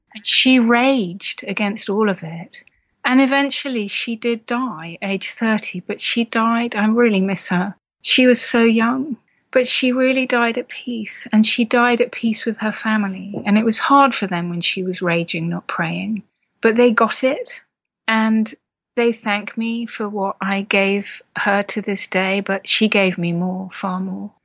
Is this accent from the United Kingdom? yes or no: yes; United Kingdom; as partly British culture, you know, we're very stiff upper lip and tough it out